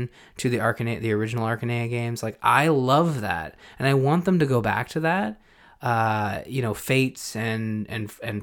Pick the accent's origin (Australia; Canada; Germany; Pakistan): Canada; being Canadian, my mother's French Canadian